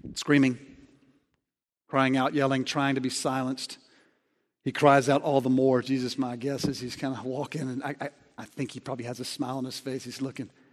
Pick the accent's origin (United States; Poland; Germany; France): United States; Alabama; I grew up in Alabama